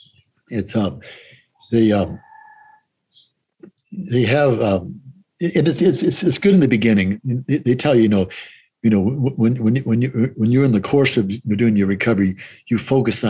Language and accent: English; Boston, Massachusetts, United States; I'm from Boston